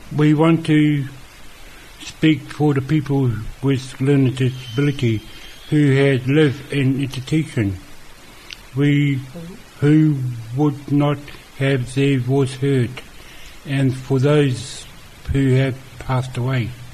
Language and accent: English; Auckland, New Zealand; I come from Auckland